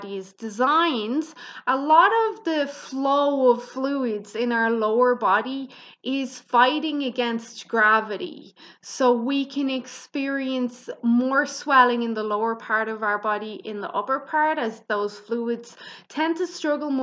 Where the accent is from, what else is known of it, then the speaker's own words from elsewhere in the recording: Ireland; I'm Irish, so I pronounce things kind of harder than Americans do.